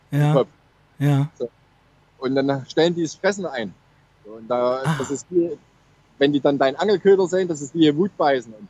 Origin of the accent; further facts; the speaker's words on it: Chemnitz, Saxony, Germany; now in Norway; Leute aus Chemnitz, die haben gedacht, ich komme nicht mal aus Deutschland